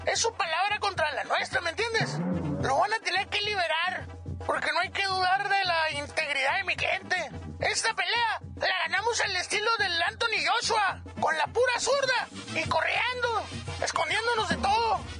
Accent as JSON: {"language": "Spanish", "country": "Mexico", "said": "O sea, como, como buenos mexicanos"}